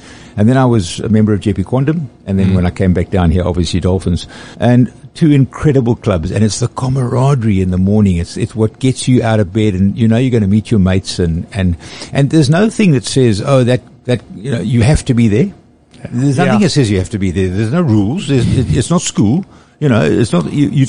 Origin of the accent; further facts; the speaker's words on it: Durban, KwaZulu-Natal, South Africa; moved away as an adult; also born or lived in Johannesburg; I was born and bred in Durban North, and then I went to Johannesburg for 37 years.